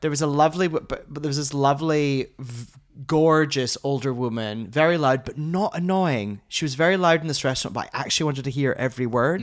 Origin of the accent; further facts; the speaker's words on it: Scotland, United Kingdom; moved away; I'm Scottish.